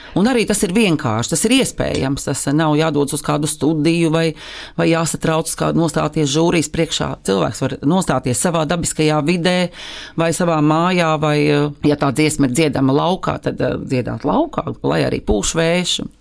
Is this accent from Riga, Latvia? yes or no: no; Liepāja, Kurzeme, Latvia; moved away; Esmu dzimusi Liepājā, esmu beigusi tur uh, mūzikas skolu